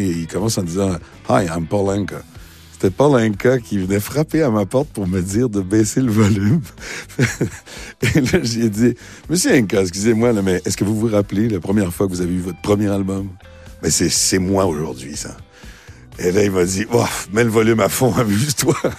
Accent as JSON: {"language": "French", "region": "Quebec", "country": "Canada", "accent": "québécois", "said": "excusez mon accent québécois, mais j'ai pas envie de le perdre"}